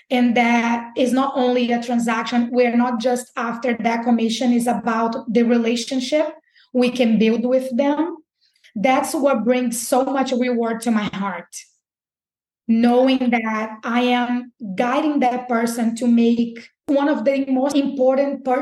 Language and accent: English; Recife, Pernambuco, Brazil; moved away as an adult; also born or lived in Birmingham, Alabama; now in Jacksonville, United States; I'm from Brazil, and I came to Brazil in 2010